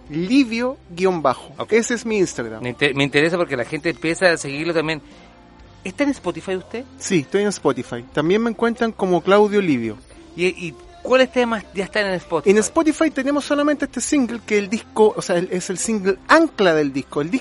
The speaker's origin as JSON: {"language": "Spanish", "town": "Casablanca", "region": "Valparaíso", "country": "Chile", "said": "Somos de allá"}